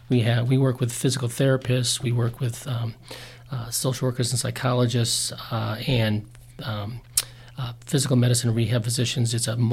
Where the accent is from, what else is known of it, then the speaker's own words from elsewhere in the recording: Wisconsin, United States; moved away as an adult; now in Utah, United States; I grew up in Wisconsin. I grew up skiing in Michigan, and that's what brought me to Utah was skiing.